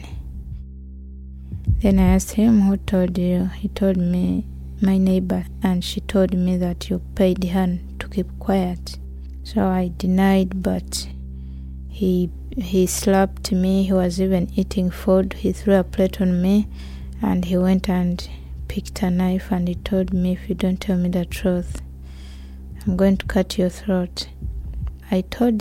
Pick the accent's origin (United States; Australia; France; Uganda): Uganda; moved away as an adult; now in United Kingdom; I'm from Uganda. I came to UK in 2013, November. I left Uganda because of my sexuality